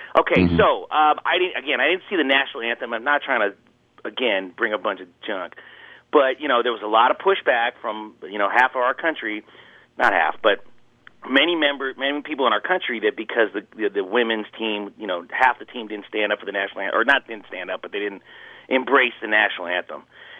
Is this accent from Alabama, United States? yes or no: no; California, United States; I'm a Californian